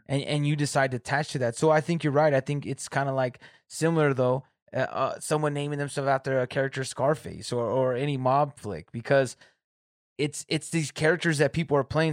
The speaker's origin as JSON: {"language": "English", "town": "Corona", "region": "California", "country": "United States", "moved": "as an adult", "lives_now": "Michigan, United States", "said": "I'm from Southern California, Riverside, Corona area"}